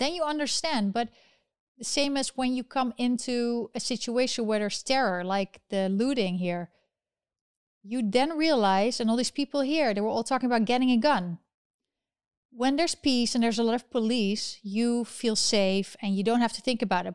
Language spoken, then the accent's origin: English; Netherlands; moved away; I'm originally from the Netherlands